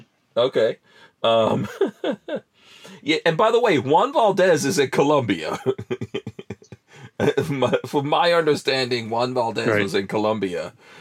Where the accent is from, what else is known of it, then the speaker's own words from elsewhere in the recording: Guyana; also born or lived in New Jersey; now in Florida, United States; I was born in Guyana in South America